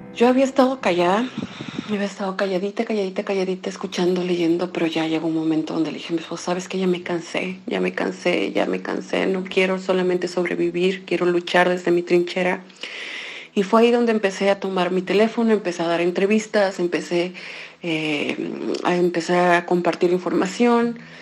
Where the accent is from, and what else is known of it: Mexico; moved away as an adult; now in Zhytomyr, Ukraine